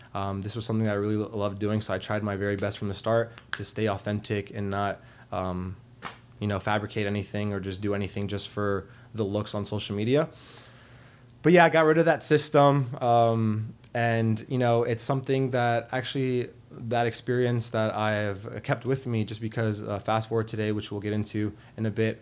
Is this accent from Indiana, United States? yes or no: no; Arlington, Virginia, United States; also born or lived in Richmond, Virginia; I am from Arlington, Virginia. Um, I grew up there for most of my entire life